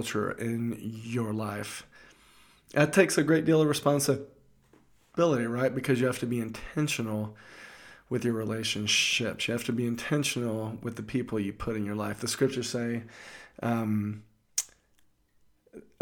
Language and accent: English; the South, United States; I'm from the South, and we used to go crabbing